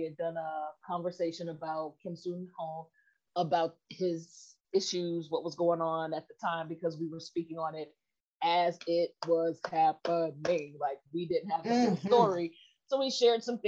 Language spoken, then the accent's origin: English; United States